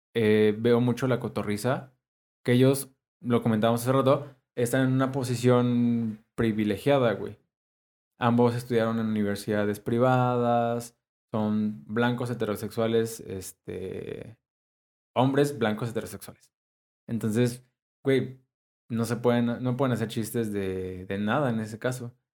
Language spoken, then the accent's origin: Spanish; Mexico; soy mexicano